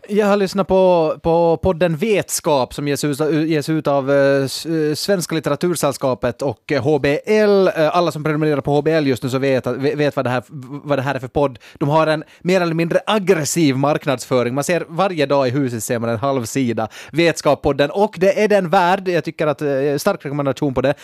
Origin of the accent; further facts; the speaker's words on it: Nykarleby, Ostrobothnia, Finland; jag kommer från Nykabi, jag är en enkel man